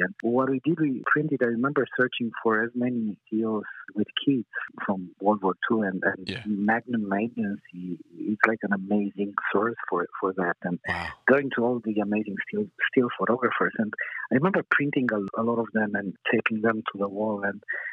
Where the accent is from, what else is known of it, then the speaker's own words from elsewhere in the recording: Romania; moved away; I'm originally from Romania